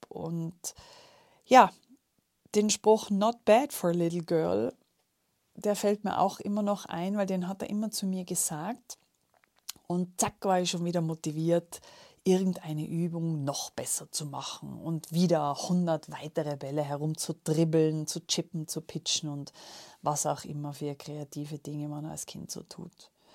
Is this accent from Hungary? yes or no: no; Tyrol, Austria; als gebürtige Tirolerin